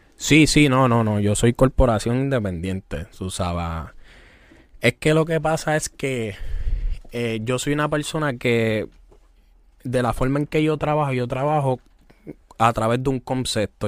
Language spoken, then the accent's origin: Spanish; Toa Baja, Puerto Rico; Nicky es del pueblo donde yo soy, de tu Baja, de Levitán. Yo soy de Ingenio